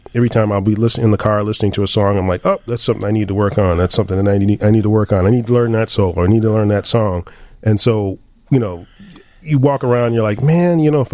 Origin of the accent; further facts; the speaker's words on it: Evanston, Illinois, United States; Still in Evanston. Evanston, born and raised.